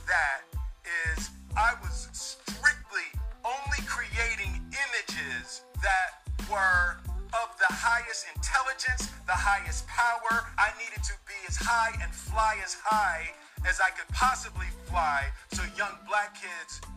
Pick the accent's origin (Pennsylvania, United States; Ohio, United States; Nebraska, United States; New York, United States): Pennsylvania, United States; Philadelphia; I grew up in Philadelphia.